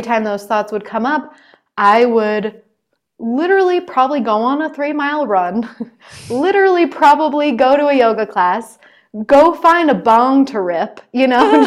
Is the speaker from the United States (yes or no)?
yes; United States; I'm still an American